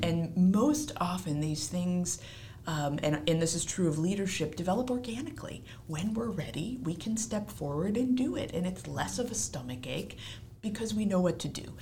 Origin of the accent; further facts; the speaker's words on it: Seattle, Washington, United States; now in Providence, United States; I am a native of Seattle. I was born and raised on the West Coast